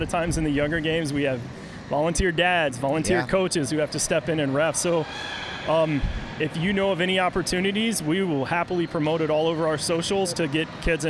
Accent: Virginia, United States; moved away; I grew up in Virginia on the East Coast, and when I was growing up in the 80s and 90s

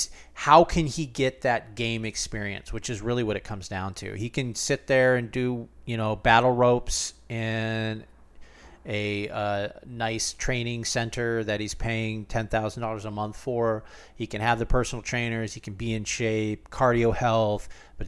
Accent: Cleveland, Ohio, United States; born there; I was born in Cleveland. I have a lot of family that have been Cleveland fans.

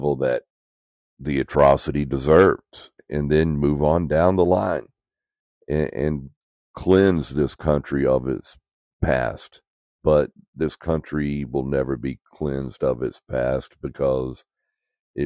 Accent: United States; as an American

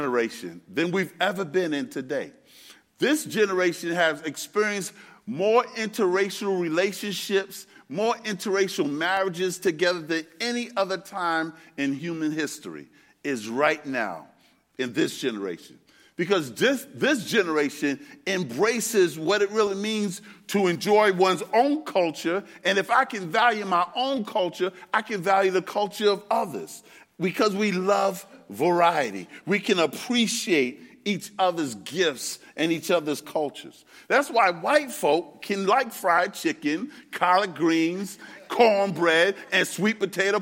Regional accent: New York City, New York, United States; I'm from Brooklyn, New York. That's where I was born and raised

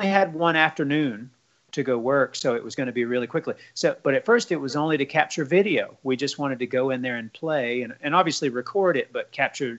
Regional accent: the South, United States; growing up in the South, Southern rock and roll music was omnipresent

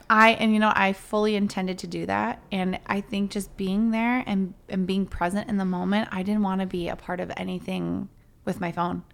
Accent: Chicago, Illinois, United States; we're from Chicago

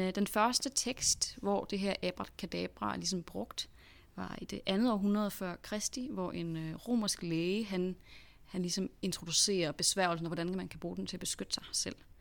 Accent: Denmark; vi er danskere

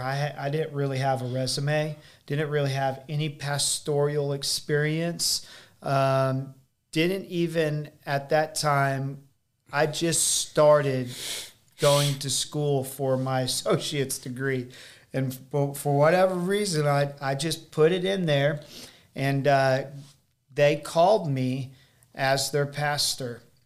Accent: United States; also born or lived in Springfield, Missouri; me being American

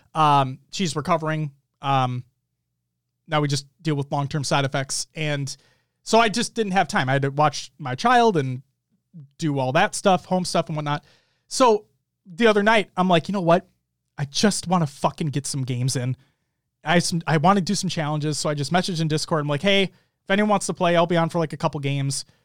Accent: Minnesota, United States; We are from Minnesota

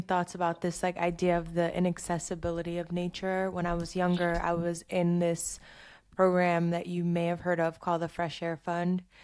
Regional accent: New York City, New York, United States; moved away; I'm from Flatbush in Brooklyn and live like less than ten minutes from the park

